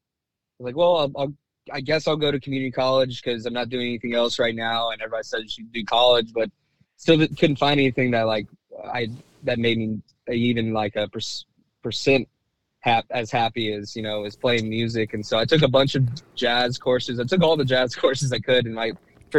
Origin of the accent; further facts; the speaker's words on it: Houston, Texas, United States; also born or lived in Louisiana; when I was growing up in Houston